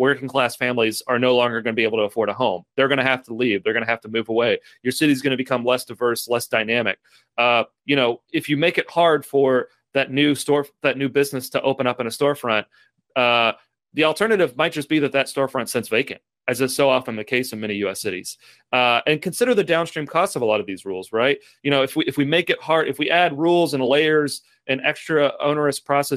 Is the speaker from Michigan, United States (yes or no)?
no; Lexington, Kentucky, United States